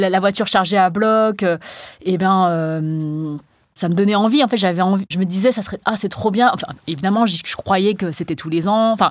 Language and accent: French; Cambodia; je suis allée dans d'autres pays euh, d'Asie où il y avait une diaspora chinoise parce que je suis chinoise du Cambodge.